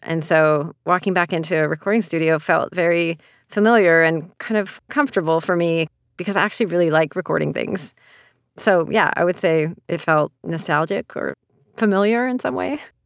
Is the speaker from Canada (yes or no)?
yes; Canada; moved away as an adult; also born or lived in China; now in New York City, United States